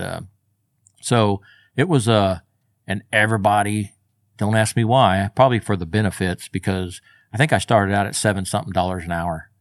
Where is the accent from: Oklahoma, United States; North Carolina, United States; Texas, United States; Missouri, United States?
Oklahoma, United States; Del City; also born or lived in Moore, Oklahoma; Born and raised right here. Grew up in, uh, Maine and went most of my school years in Dell City